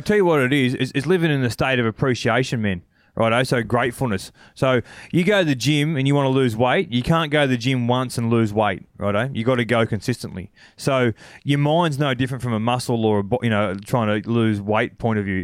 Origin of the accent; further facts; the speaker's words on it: Cobar, New South Wales, Australia; growing up in Cobar